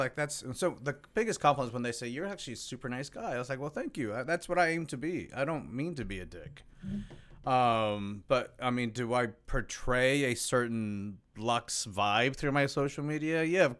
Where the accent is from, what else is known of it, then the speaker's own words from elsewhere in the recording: Mexico; I'm actually Mexican.